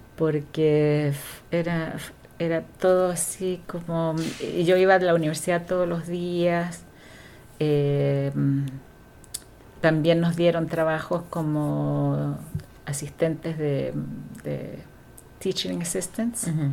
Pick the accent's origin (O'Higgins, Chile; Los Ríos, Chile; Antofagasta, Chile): Los Ríos, Chile; Valdivia; moved away as an adult; now in Vancouver, Canada; vengo del sur de Chile, de la ciudad de Valdivia